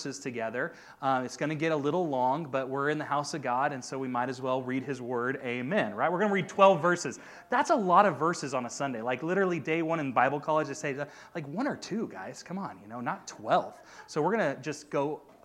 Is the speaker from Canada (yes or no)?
no; Auburn, California, United States; also born or lived in Los Angeles, California; I grew up in Auburn